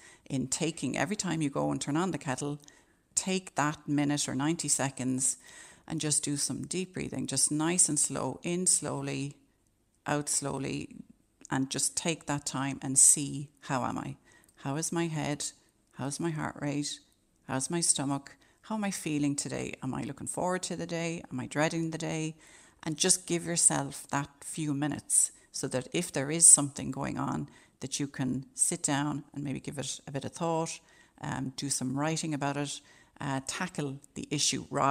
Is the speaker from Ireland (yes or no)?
yes; Ireland; as Irish people